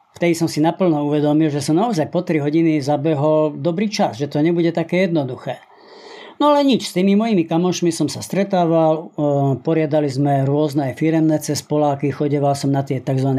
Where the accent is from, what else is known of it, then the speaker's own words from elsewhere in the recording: Spiš, Slovakia; moved away; also born or lived in Žilina; pochádzam zo Spiša